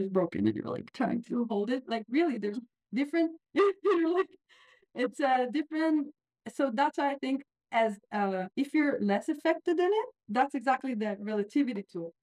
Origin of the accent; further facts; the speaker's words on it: Israel; moved away; I'm from Israel